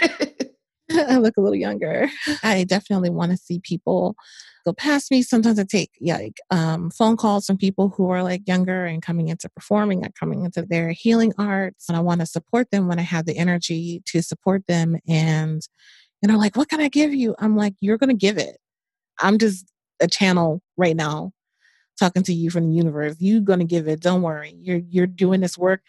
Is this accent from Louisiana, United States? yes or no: yes; New Orleans, Louisiana, United States; moved away as an adult; I was born in New Orleans, Louisiana. I left there when I was 18